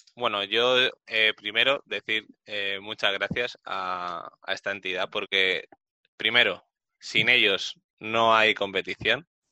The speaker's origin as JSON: {"language": "Spanish", "region": "Community of Madrid", "country": "Spain", "said": "yo soy del norte de Madrid"}